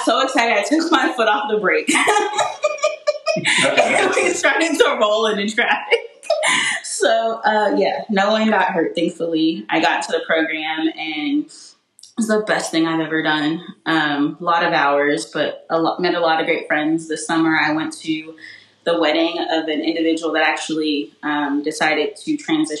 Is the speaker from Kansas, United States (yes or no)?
yes; Wichita, Kansas, United States; now in Florissant, United States; I grew up in Wichita, Kansas